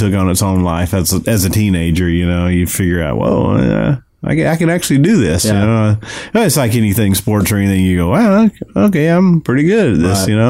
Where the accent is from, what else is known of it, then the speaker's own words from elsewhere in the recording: Alabama, United States; moved away as an adult; now in Nashville, United States; here in Nashville, I moved to Nashville in 1996 from Alabama originally.